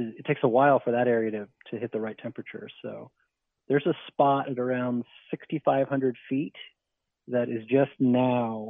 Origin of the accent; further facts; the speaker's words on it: New Jersey, United States; I grew up in New Jersey